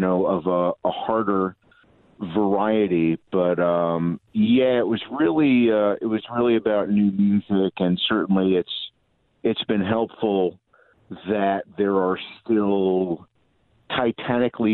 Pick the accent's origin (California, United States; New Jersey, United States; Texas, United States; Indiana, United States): New Jersey, United States; Newark; I am from New Jersey. I was born in Newark